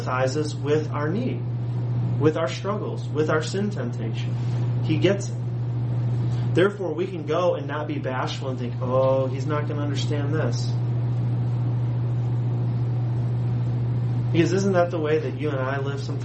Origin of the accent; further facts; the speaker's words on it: United States; especially as American Christians